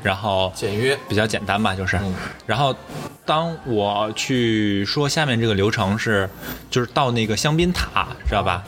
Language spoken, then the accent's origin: Chinese; Northeast China, China; 我们老家那种，东北人